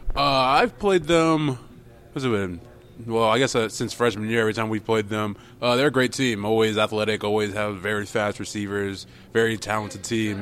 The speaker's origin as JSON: {"language": "English", "town": "Jacksonville", "region": "Florida", "country": "United States", "moved": "as an adult", "said": "I'm from uh, Jacksonville, Florida"}